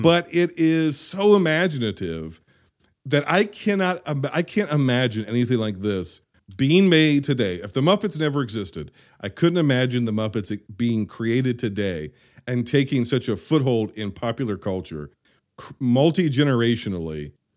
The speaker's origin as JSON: {"language": "English", "country": "United States", "said": "I am an American."}